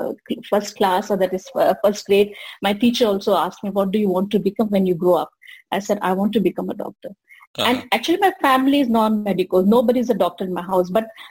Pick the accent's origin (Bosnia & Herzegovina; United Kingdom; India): India; Belgaum, Karnataka; also born or lived in Udupi; I come from Belgaum.